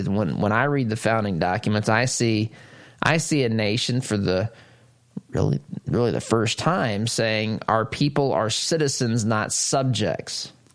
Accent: United States; I am an American.

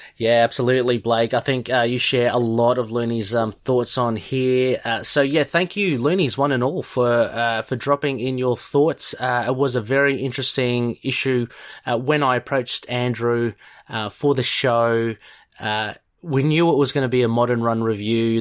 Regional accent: Australia; being Australian

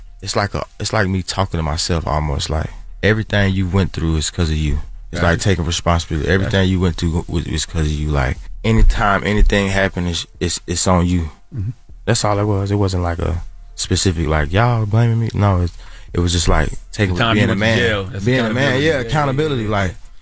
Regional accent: Atlanta, Georgia, United States; because I'm from the South, …, like …. You know, we from Atlanta, so we might not ain't listen to it.

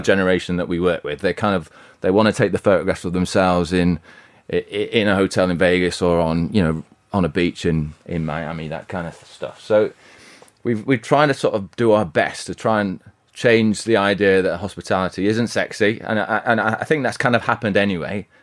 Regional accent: Bradford, Halifax, Yorkshire and the Humber, United Kingdom; I'm from Yorkshire

